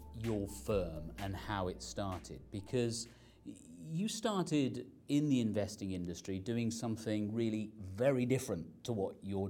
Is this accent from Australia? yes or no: no; Birmingham, West Midlands, United Kingdom; We were born a few weeks apart, and we're both from Birmingham, though in his case the Alabama version.